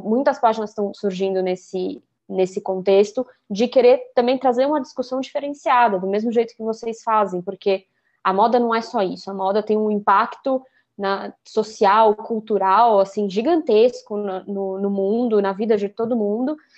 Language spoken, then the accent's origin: Portuguese; São Paulo, Brazil; eu também sou de São Paulo